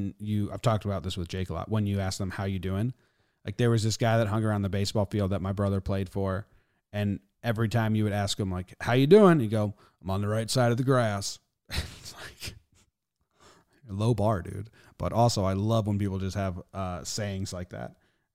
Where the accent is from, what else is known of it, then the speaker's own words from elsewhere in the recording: Everett, Washington, United States; also born or lived in Seattle / Snohomish; Born in Seattle, raised in Everett and Snohomish, bounced between all three my whole life. Nowhere is my home.